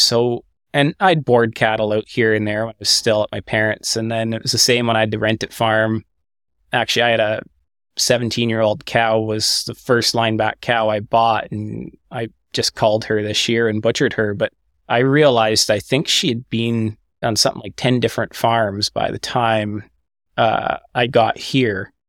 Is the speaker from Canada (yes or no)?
yes; Quebec, Canada; moved away as an adult; also born or lived in Eastern Ontario; now in Southern Ontario, Canada; from where I grew up in Quebec